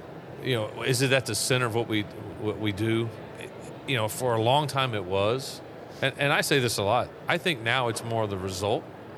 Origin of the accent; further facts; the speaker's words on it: the East, United States; growing up in the East, right?